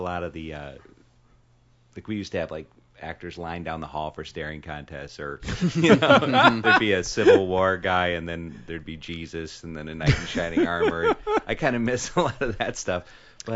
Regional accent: Chicago, Illinois, United States; moved away as an adult; also born or lived in New York; now in Los Angeles, United States; I grew up in Chicago. I lived in New York for 12 years, 97 until 2 months ago

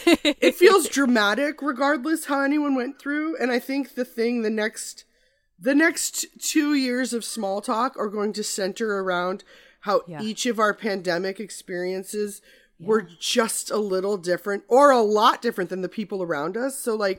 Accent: Midwest, United States; Well, I'm from the Midwest, so I've driven Minnesota, Nebraska

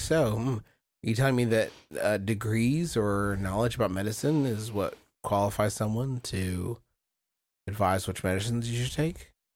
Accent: United States; I'm from America.

